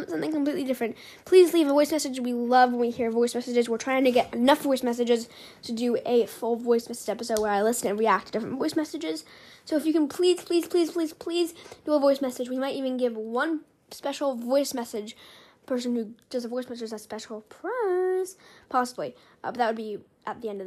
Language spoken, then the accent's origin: English; Los Angeles, California, United States; growing up in Hollywood